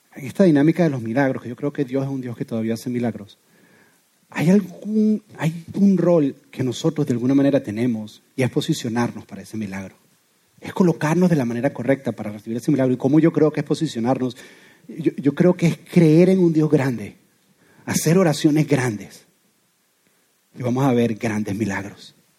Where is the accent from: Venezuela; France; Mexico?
Venezuela; now in Doral, United States; soy venezolano